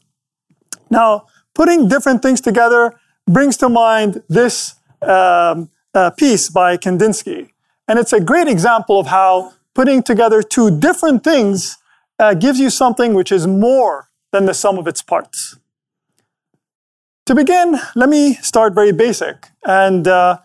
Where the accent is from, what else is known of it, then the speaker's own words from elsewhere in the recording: Abu Dhabi, United Arab Emirates; my hometown